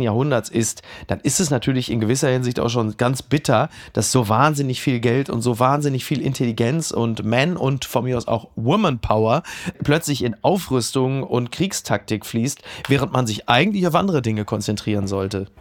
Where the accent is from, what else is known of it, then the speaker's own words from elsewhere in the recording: Ruhr area, North Rhine-Westphalia, Germany; der ich ja bin, aus dem Ruhrgebiet stammt